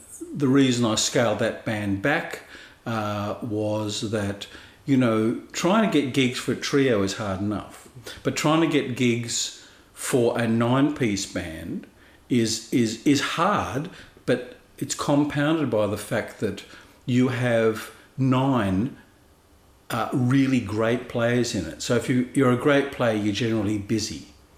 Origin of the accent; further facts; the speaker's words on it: Sydney, New South Wales, Australia; I was born in Sydney in 1957. The house that we're in at the moment, that you and I are speaking in, mm-hmm. is my family home.